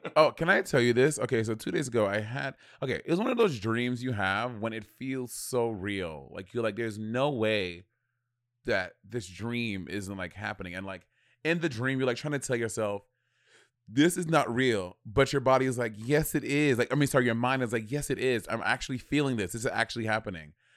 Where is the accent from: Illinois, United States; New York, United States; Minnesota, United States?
New York, United States; Brooklyn; born or raised there